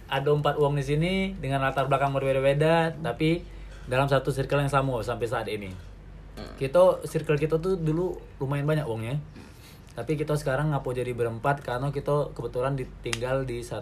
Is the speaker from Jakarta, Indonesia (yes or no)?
no; Lubuk Linggau, South Sumatra, Indonesia; Jadi kita ngapa pakai bahasa Palembang karena kita di asalnya dari Sumatera Selatan. Tepatnya sih di kota kecil Lubuk Linggau.